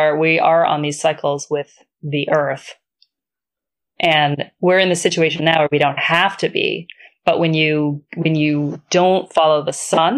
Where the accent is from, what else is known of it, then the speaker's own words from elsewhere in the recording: Ireland; I'm Irish. Both my parents are Irish.